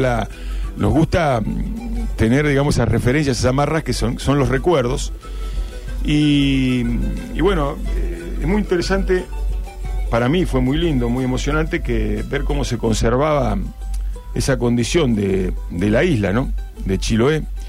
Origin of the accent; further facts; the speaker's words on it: Argentina; arrogancia que tenemos los argentinos